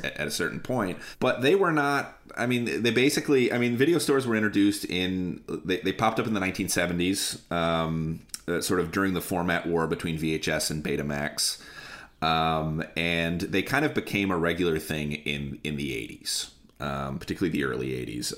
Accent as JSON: {"language": "English", "town": "Lansing", "region": "Michigan", "country": "United States", "tie": "born or raised there", "moved": "yes", "lives_now": "Chicago, United States", "said": "I grew up in a city, I grew up in Lansing, Michigan"}